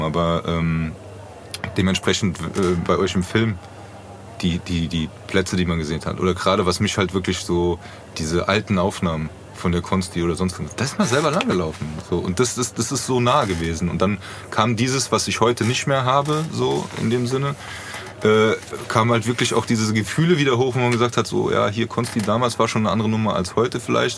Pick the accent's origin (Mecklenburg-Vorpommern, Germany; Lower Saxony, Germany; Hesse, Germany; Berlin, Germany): Hesse, Germany; Frankfurt; born or raised there